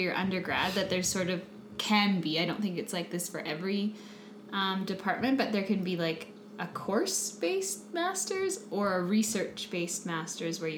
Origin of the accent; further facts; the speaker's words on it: United States; now in Canada; I am American